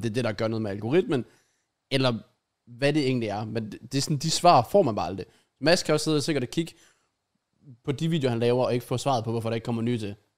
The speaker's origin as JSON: {"language": "Danish", "country": "Denmark", "said": "som dansker"}